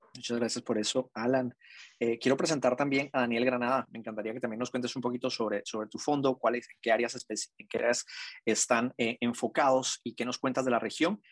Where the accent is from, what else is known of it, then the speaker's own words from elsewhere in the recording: Guatemala; now in San Francisco, United States; guatemalteco, orgulloso de, ser chapín. Eh, vivo también en California, en San Francisco.